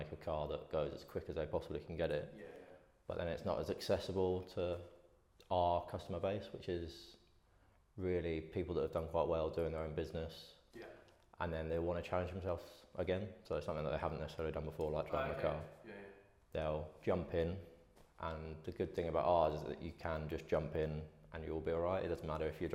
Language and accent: English; Isle of Wight, South East England, United Kingdom; I grew up on the Isle of Wight